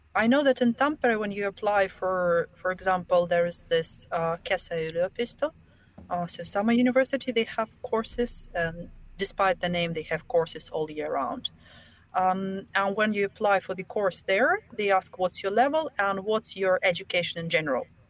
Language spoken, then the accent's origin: English; Belarus; first language Russian; English is a second language; moved away as an adult; now in Finland; I'm from Belarus, so we have two national languages, Russian and Belarusian.